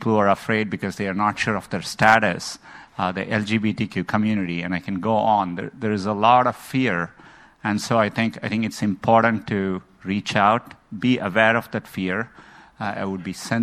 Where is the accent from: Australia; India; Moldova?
India; moved away; I grew up in India